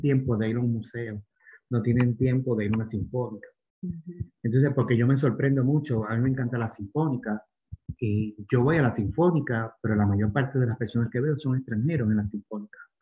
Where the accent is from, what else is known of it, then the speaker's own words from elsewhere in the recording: Puerto Rico; moved away as an adult; also born or lived in Miami, United States / Florence, Italy; now in Cuenca, Ecuador; Yo soy original de Puerto Rico, pero hace 20 años vivo en Miami.